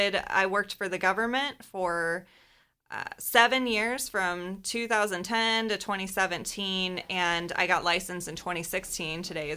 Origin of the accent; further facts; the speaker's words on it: United States; I was born and raised in the Quad Cities.